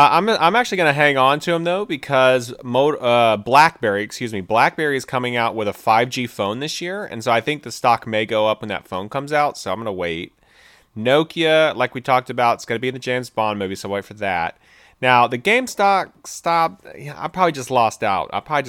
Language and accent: English; Germany; We are both from Germany